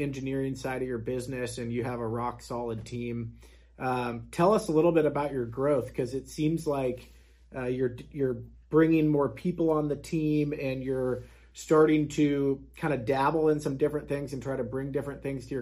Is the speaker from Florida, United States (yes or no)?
no; Kansas, United States; born and raised in Kansas here